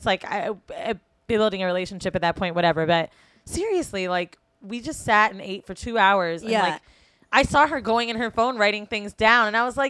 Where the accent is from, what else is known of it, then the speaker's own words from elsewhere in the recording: Florida, United States; moved away as an adult; also born or lived in San Francisco, United States; now in New York, United States; I'm from Florida